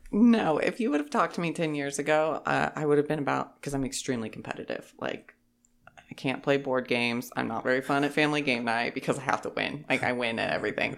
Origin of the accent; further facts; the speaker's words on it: Holton, Kansas, United States; I am originally from Holton, Kansas. That's where I grew up.